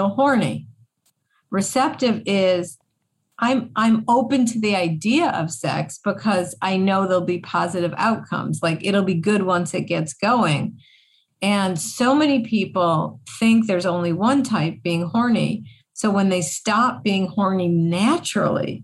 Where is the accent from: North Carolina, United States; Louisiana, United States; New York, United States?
New York, United States; Buffalo; I grew up in Buffalo, New York, snow capital of the world